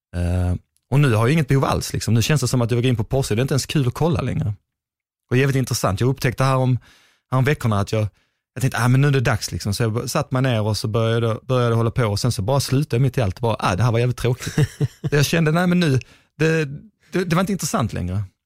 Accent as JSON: {"language": "Swedish", "region": "Skåne", "country": "Sweden", "also_born_or_lived": "Gothenburg", "accent": "Skåne", "said": "jag är i Skåning"}